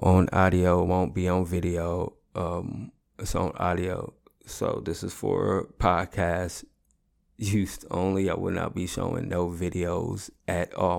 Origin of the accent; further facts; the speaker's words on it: the Bay Area, California, United States; I'm from the Bay